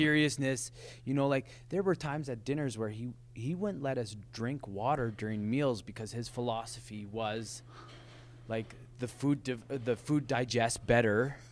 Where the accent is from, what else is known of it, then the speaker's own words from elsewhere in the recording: Lethbridge, Alberta, Canada; born and raised. Parents born and raised in Lethbridge as well